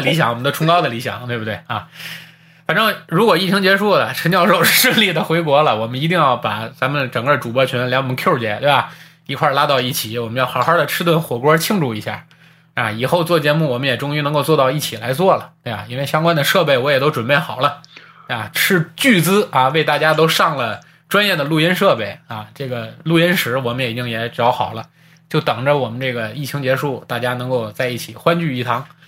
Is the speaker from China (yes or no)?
yes; China; 我们在中国生活，我们都是土生土长的中国人